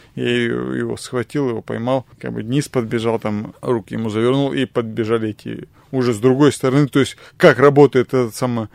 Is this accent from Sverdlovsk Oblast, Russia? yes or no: yes; Asbest, Sverdlovsk Oblast, Russia; весь мой город